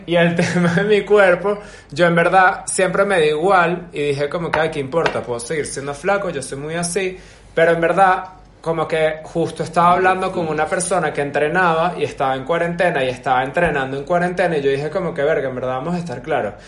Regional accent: Venezuela; moved away; also born or lived in Europe; desde Venezuela yo siempre me sentí una persona como que alternativa, digamos, y en Venezuela yo no conocía como que a tanta gente alternativa

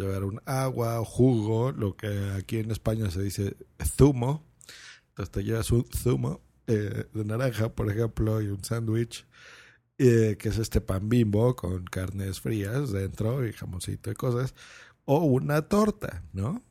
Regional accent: Lerma, State of Mexico, Mexico; cuando yo era niño, yo vivía en una población que se llamaba Lerma, eso es en el Estado de México, muy cerca de Toluca

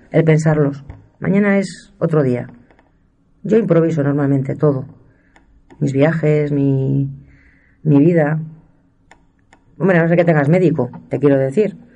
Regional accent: Castile and León, Spain; Soy de la Sierra de Francia, no lo niego y se me nota. Llevo en la piel los colores de la tierra y de la casta.

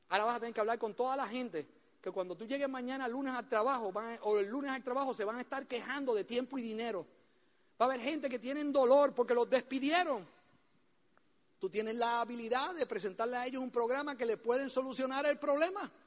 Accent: Puerto Rico; Oye bien, porque de esa isla yo sé lo que produce porque yo soy puertorriqueño, ¿eh?

